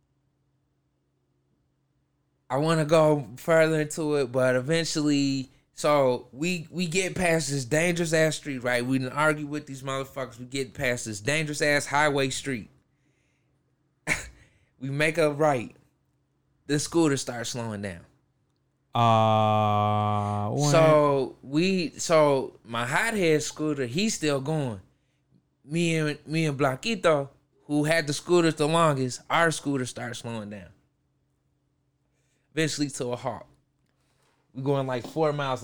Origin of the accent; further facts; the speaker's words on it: Chicago, Illinois, United States; I'm from Chicago